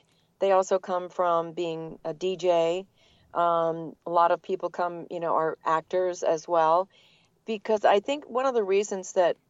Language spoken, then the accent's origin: English; New England, United States; accent: New England; now in Atlanta, United States; So it was very fortunate that I lost my New England accent. And then I've been in Atlanta for a very long time.